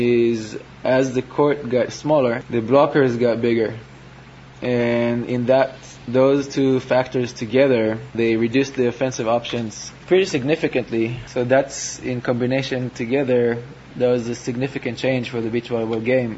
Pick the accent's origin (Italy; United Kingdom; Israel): Israel; a younger player growing up in Israel